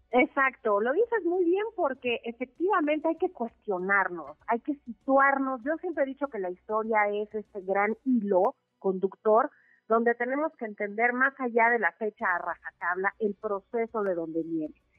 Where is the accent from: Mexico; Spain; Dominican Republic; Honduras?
Mexico